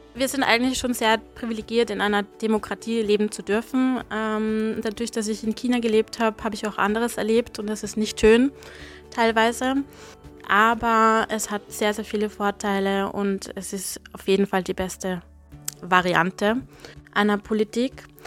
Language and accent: German; Salzburg, Austria; also born or lived in Hong Kong / Beijing; now in Vienna, Austria; ich bin Salzburgerin, habe aber Wiener Wurzeln.